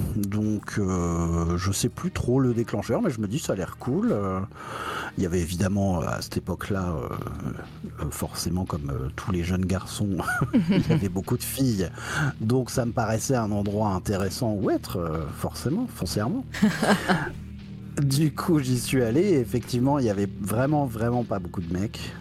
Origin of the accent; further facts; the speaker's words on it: Épernay, Grand Est, France; moved away as an adult; also born or lived in Metz / Berlin; j'ai grandi à Épernay, qui est une petite ville là où on fait du, champagne